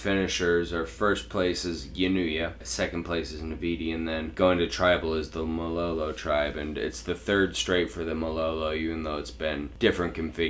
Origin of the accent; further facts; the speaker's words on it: Kentucky, United States; but I'm from Eastern Kentucky, where we drink a lot of bourbon, and, you know, we get rough and get fighting